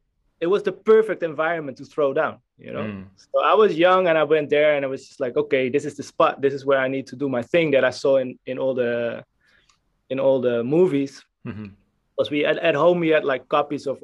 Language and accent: English; Amstelveen, North Holland, Netherlands; in the neighborhood we lived, I'm from Amstelveen, which is close to Amsterdam, Amsterdam